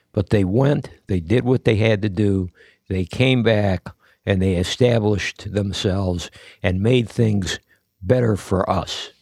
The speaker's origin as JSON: {"language": "English", "country": "United States", "said": "I'm an American."}